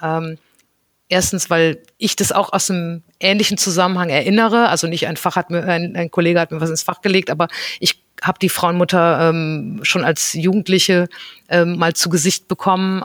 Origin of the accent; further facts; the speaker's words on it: North Rhine-Westphalia, Germany; ich bin ähm, ganz behütet am Niederrhein aufgewachsen und ähm, bin dort zur Schule gegangen